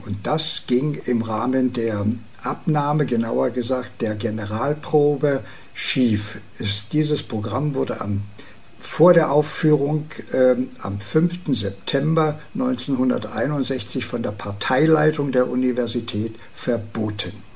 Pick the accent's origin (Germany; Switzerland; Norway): Germany; Herzberg, Brandenburg; meiner Heimatstadt Herzberg an der Schwachten Elster